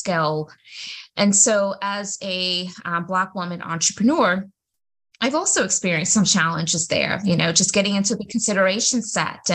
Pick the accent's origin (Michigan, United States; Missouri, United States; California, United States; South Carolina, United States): South Carolina, United States; Greenville; I am from Greenville, South Carolina